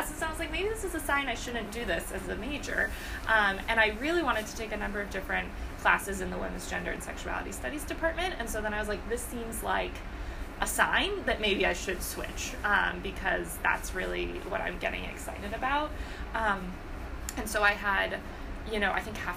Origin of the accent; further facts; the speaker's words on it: outside of Boston, Massachusetts, United States; moved away as an adult; also born or lived in Maine / Rhode Island; now in New York, United States; I am originally from Massachusetts, outside of Boston, and lived there all same town my whole childhood, all through high school